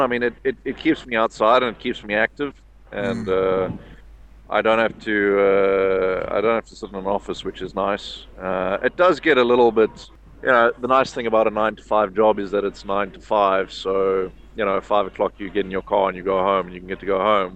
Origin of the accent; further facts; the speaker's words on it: Cape Town, Western Cape, South Africa; I grew up in Cape Town